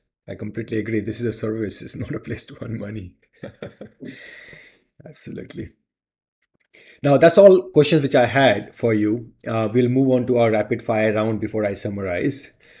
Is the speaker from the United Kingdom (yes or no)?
no; India; So I feel proud to be being an Indian.